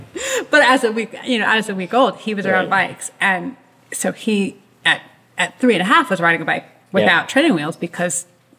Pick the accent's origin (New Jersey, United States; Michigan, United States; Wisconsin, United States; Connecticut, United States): New Jersey, United States; growing up in New Jersey on the East Coast, we're fellow East Coasters.